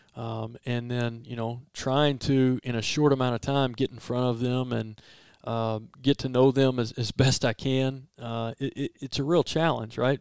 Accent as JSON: {"language": "English", "town": "Port Arthur", "region": "Texas", "country": "United States", "tie": "born or raised there", "also_born_or_lived": "Nederland, Texas", "moved": "yes", "lives_now": "Starkville, United States", "said": "my family are, are, are, all coaches back in Southeast Texas. I was born in Port Arthur. I went to Nederland High School"}